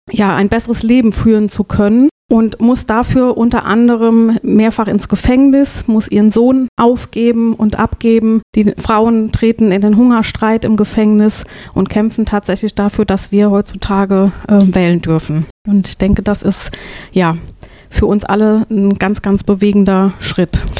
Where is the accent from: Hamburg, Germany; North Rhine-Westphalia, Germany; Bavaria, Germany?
North Rhine-Westphalia, Germany; Kreuztal; mein erstes Lebensjahr bin ich in Kreuztal aufgewachsen, bevor wir dann nach Trestiefenbach gezogen sind.